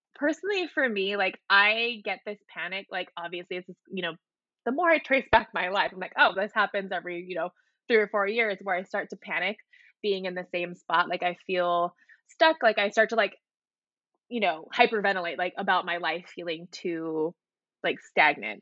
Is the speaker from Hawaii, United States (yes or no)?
yes; Hawaii, United States; moved away as an adult; now in Seattle, United States; I was born and raised in Hawaii